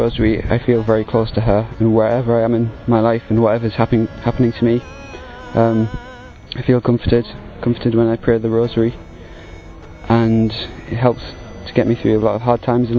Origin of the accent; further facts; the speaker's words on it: England, United Kingdom; I'm 21, and I'm from England.